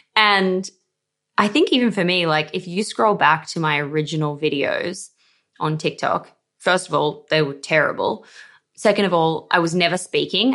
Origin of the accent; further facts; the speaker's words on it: Australia; accent: Aussie; I'm Australian somehow, even though I feel like I do have an Aussie accent